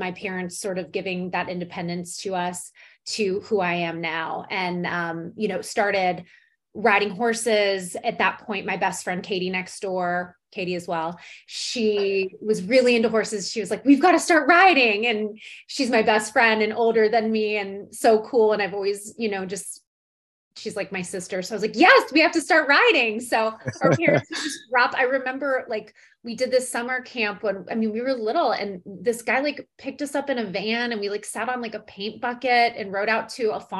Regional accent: Chicago, Illinois, United States; moved away; I grew up in Chi-Town

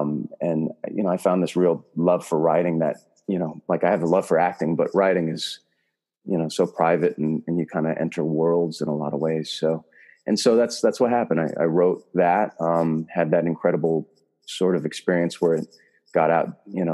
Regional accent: California, United States; Well, I grew up in the Bay Area. So I grew up here doing, you know, theater.

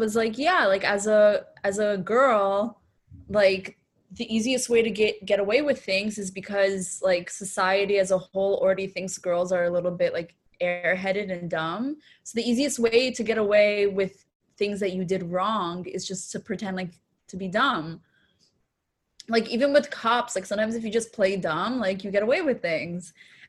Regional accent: Florida, United States; now in New York, United States; So my license is from Florida, but I live in New York.

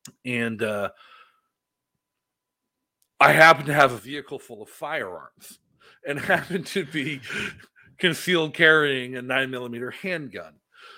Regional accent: Massachusetts, United States; moved away as an adult; now in New Hampshire, United States; I grew up in Massachusetts. I joined the army. I bounced all around.

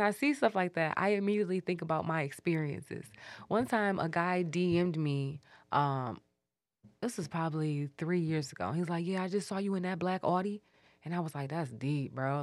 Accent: Detroit, Michigan, United States; we grew up on Mitchell

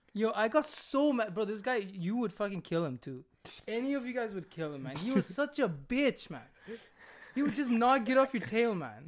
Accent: India; moved away; in my country

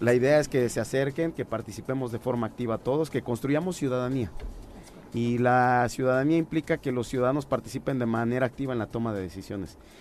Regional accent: Morelos, Mexico; quienes somos de Morelos

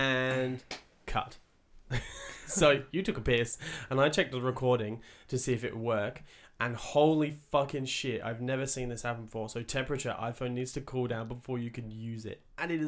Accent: England, United Kingdom; Like, I'm from England, right?

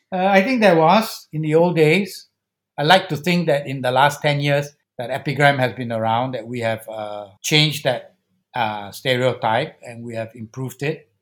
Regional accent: Singapore; as a Singaporean

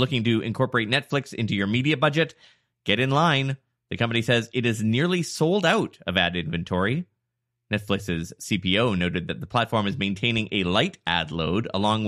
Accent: Canada; I'm from Canada

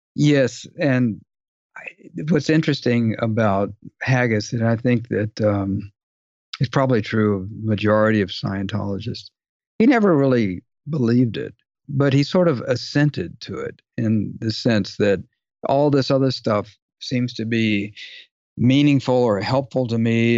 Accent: Dallas, Texas, United States; I grew up in Dallas

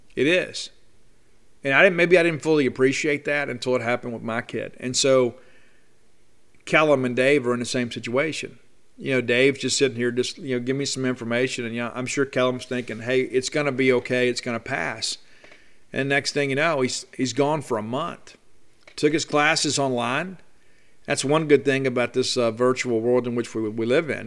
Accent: South Mississippi, United States; I grew up in South Mississippi

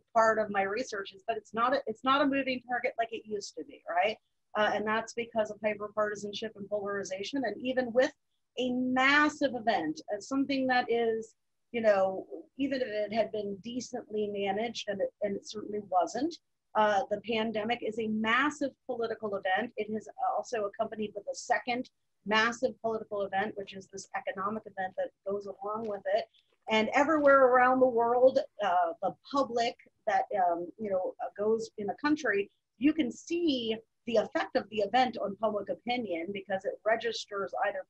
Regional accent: Mid-Atlantic, United States; also born or lived in Virginia; In the Mid-Atlantic. So like my dad had been in the Navy and he retired, and I was the youngest, so I didn't get as much Navy moving. But, you know, because of that, we lived in Virginia, like Spain, Virginia, and then moved to Mar

